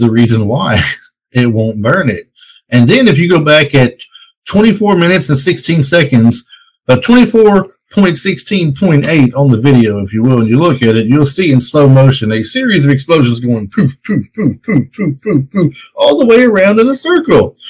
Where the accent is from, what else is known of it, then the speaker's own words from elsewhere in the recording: Tennessee, United States; I'm from Tennessee here